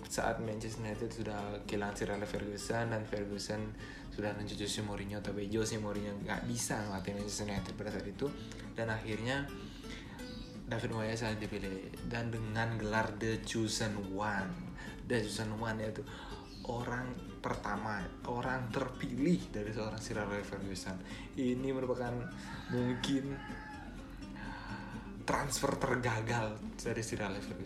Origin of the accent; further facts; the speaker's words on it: Bali, Indonesia; accent: Balinese; Aku dari Bali mungkin kalau teman-teman dengar uh, logat aku atau logat aku terlalu kental dengan kebalinisan aku